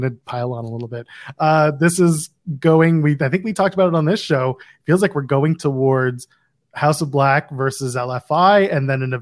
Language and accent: English; Ottawa, Ontario, Canada; just outside of my hometown of Ottawa